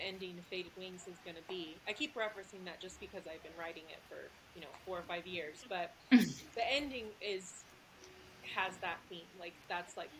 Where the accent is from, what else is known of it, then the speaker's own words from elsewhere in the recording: Texas, United States; now in Utah, United States; I'm from Texas, you know, that's, like, the big thing. So I grew up like